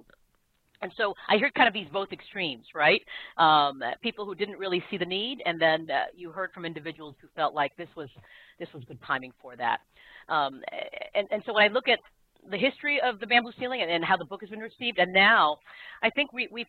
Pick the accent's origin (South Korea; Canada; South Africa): South Korea; also born or lived in Asia; now in United States; I was born in Korea and grew up in Asia